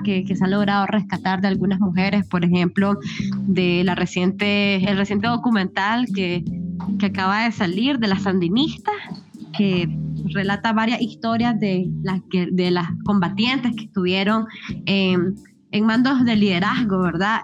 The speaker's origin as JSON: {"language": "Spanish", "country": "Nicaragua", "said": "como mujer nicaragüense, mujer centroamericana"}